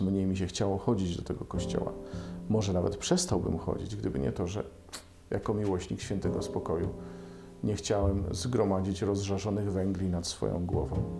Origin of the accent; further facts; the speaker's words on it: Bydgoszcz, Kuyavian-Pomeranian Voivodeship, Poland; w Bydgoszczy też mamy szkołę dla niewidomych, a stamtąd pochodzę